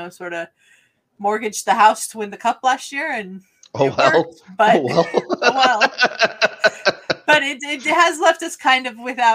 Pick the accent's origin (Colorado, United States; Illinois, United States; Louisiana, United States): Colorado, United States; Denver; moved away; I'm from Denver originally